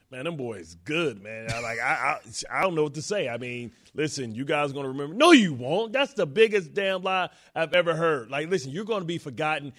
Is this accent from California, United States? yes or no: no; Detroit, Michigan, United States; I'm from Detroit.